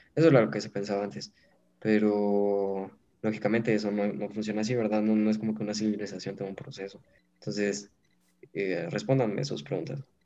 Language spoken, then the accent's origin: Spanish; Guatemala; nosotros no nos identificamos solo como guatemaltecos